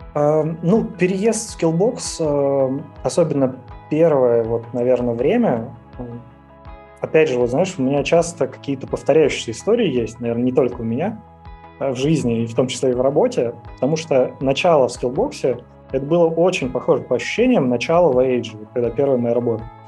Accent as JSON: {"language": "Russian", "town": "Ryazan", "region": "Ryazan Oblast", "country": "Russia", "tie": "born or raised there", "moved": "as an adult", "said": "я родился в Рязани, жил в Рязани"}